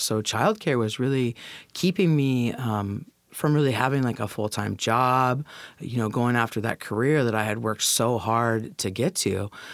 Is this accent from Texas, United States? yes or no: no; Federal Way, Washington, United States; now in Tacoma, United States; I was born and raised in Federal Way, right on the other side of the Northeast Tacoma border